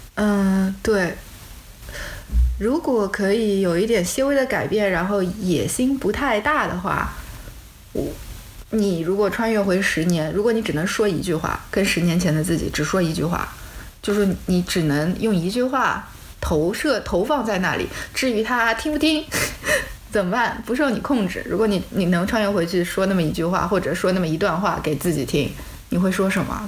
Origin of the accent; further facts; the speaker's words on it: China; 我们作为中国人